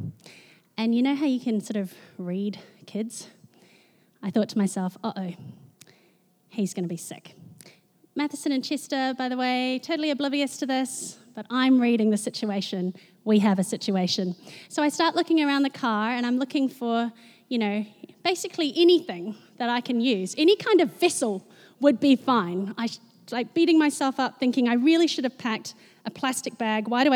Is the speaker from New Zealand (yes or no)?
yes; Wellington, New Zealand; moved away as an adult; now in Auckland, New Zealand; I grew up in Wellington, very proud of that, and reluctantly moved to Auckland after high school to attend medical school